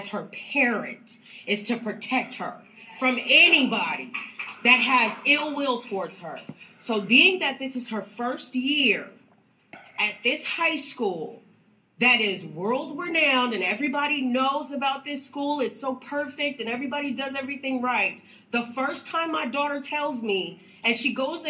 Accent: Texas, United States; now in California, United States; I'm from Texas. So this don't go on in Texas

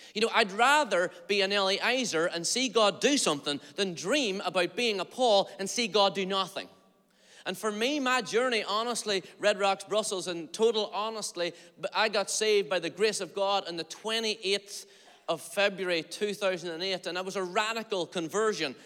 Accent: Derry, Northern Ireland, United Kingdom; I'm from Derry, Stroke, Londonderry, Northern Ireland

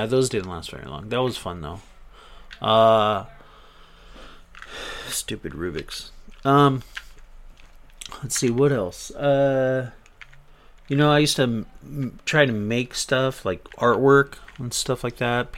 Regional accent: Riverside, California, United States; also born or lived in Orange County, California; I'm originally from Orange County, California. I moved to Riverside, IE. So I've been here ever since. All my life, basically.

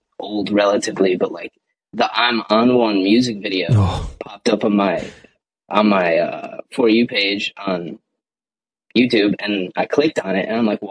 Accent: Chicago, Illinois, United States; I'm from Chicago

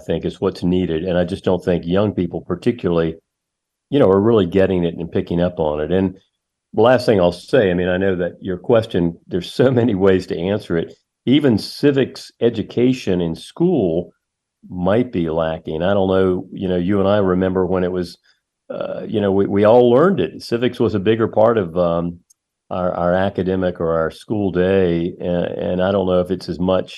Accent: Charlotte, North Carolina, United States; I subscribed to the Charlotte Observer, my hometown

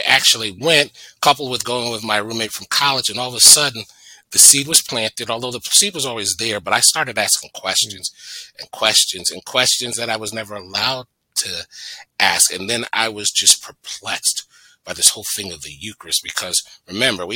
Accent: Norwalk, Connecticut, United States; also born or lived in Stratford, Connecticut; And growing up in Norwalk, I went to the Baptist church.

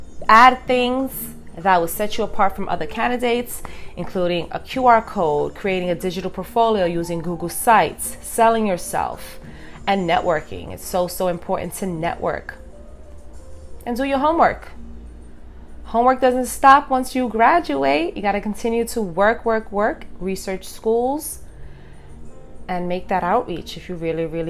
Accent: New York City, New York, United States; I'm from New York City. It's a busy, busy, fast-paced city. We have a lot going on.

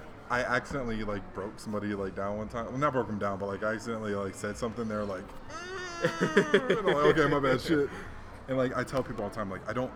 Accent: Hawaii, United States; growing up in Hawaii made button-up shirts cool to me. You know, because, like, back home we wore the Aloha shirts.

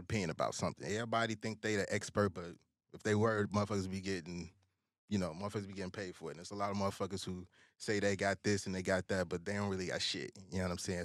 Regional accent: Chicago, Illinois, United States; growing up in the South Side

